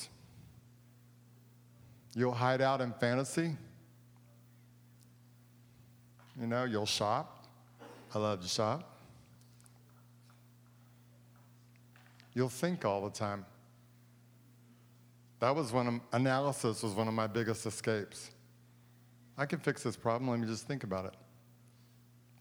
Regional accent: Texas, United States; I'm from Texas

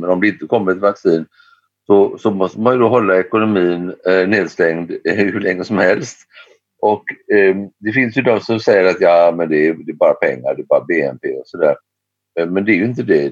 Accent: Sweden; jag kommer från ett land där vi har en skatt på 170 dollar per ton för tillfället

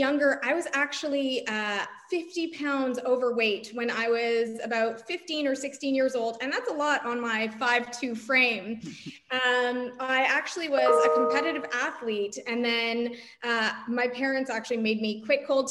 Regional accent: Toronto, Ontario, Canada; I grew up in Toronto, Canada

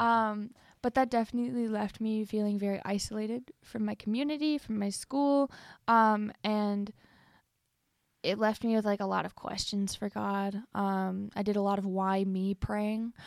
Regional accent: Cleveland, Ohio, United States; I was born in Cleveland, Ohio

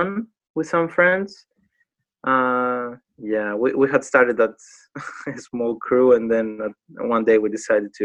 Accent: Patras, Western Greece, Greece; English is a second language; moved away as an adult; now in United Kingdom; I grew up in Patras, Greece

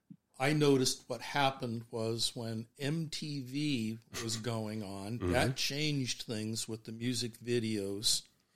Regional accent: Minnesota, United States; I'm from Minnesota

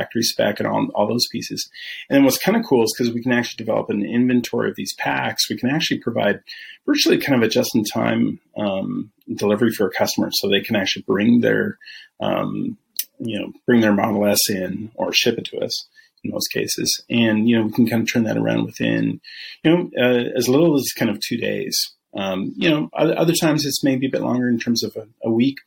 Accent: Vancouver, Washington, United States; moved away as an adult; also born or lived in Seattle, Washington; now in Texas, United States; I'm originally from Seattle. Originally from Vancouver

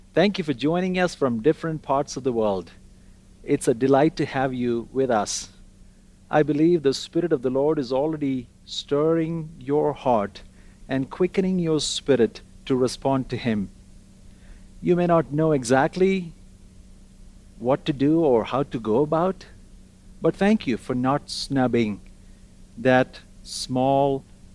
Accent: Kuwait; also born or lived in Kerala, India / North India; now in Calgary, Canada; I was born in Kerala, India, raised in Kuwait, but as a family, we served in North India for 6 years and 4 years in the Arabian Gulf before coming to pastor a church in Toronto in 2015.

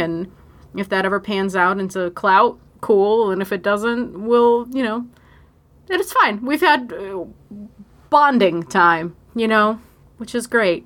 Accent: Buffalo, New York, United States; here in my hometown of Buffalo, New York

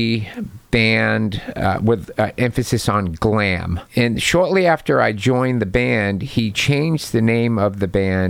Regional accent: Milford, Massachusetts, United States; my hometown, Milford, Massachusetts

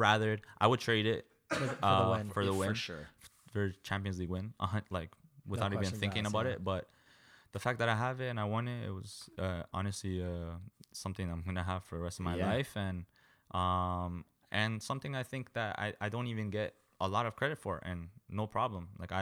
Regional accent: Canada; One as a midfielder. Two, I'm a Canadian.

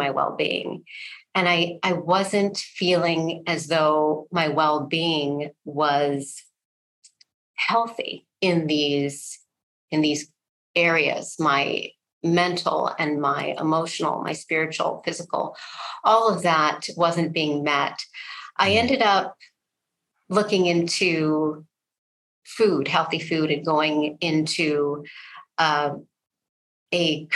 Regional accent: Ann Arbor, Michigan, United States; I'm from Ann Arbor, Michigan, the college town of the University of Michigan. And grew up there, went to college there

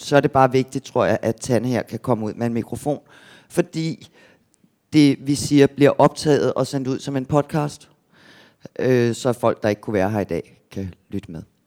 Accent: Gentofte, Capital Region of Denmark, Denmark; der, hvor jeg kommer fra, nord for København

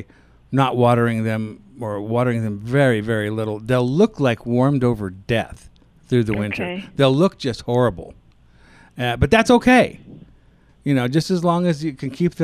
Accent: Kansas, United States; now in Colorado, United States; Where I grew up in Kansas

